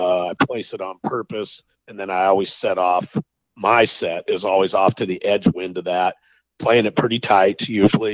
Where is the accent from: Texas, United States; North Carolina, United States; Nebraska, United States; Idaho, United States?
Idaho, United States; I grew up in Idaho and there was no feed allowed